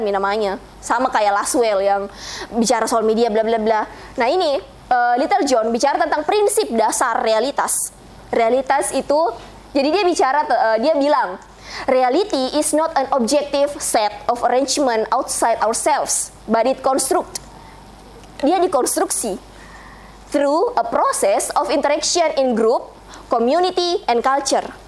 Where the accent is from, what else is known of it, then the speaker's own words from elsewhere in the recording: Bugis, South Sulawesi, Indonesia; saya orang Bugis